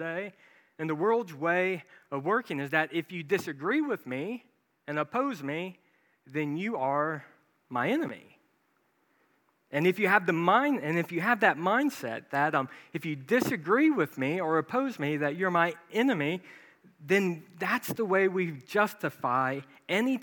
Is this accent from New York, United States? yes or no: no; Branson, Missouri, United States; I grew up in Branson, Missouri